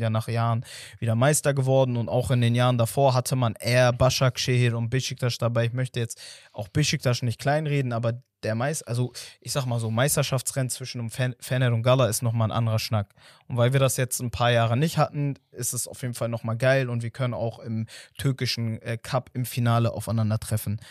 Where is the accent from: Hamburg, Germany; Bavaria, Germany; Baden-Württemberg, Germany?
Hamburg, Germany; als jemand, der in der Nähe von St. Pauli aufgewachsen ist